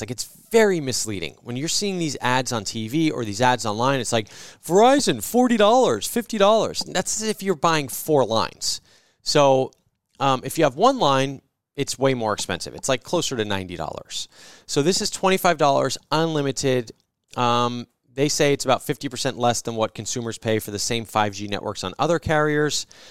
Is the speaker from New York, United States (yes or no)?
no; New Jersey, United States; When I grew up in New Jersey, we had service merchandise